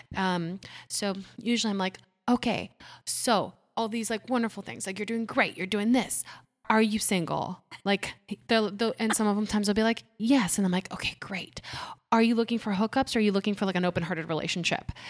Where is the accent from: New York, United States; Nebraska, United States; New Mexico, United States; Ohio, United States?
Ohio, United States; English is a second language; also born or lived in Puerto Rico; I was born in Puerto Rico, lived there till I was eight, and then we moved to Ohio